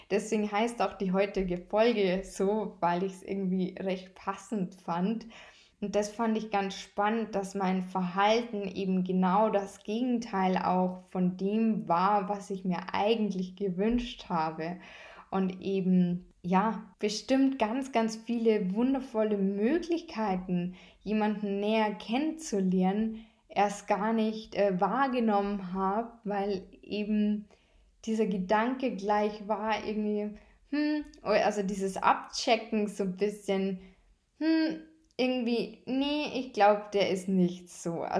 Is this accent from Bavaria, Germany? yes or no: yes; Bavaria, Germany; Bei uns in Bayern heißt es Fasching.